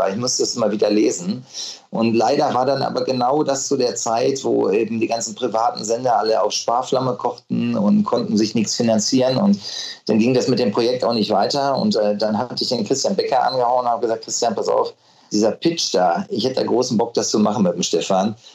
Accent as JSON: {"language": "German", "town": "Unna", "region": "North Rhine-Westphalia", "country": "Germany", "tie": "born or raised there", "said": "ich bin dann irgendwann in meiner Heimatstadt Unna gewesen und äh, bin dann so gejoggt."}